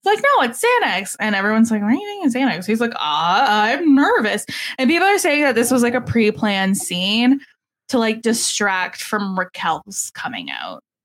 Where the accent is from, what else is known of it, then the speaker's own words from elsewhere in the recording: Canada; I'm Canadian